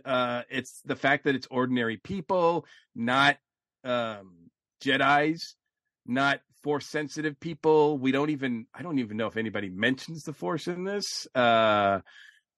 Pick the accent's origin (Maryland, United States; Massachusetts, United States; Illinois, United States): Massachusetts, United States; I'm from Massachusetts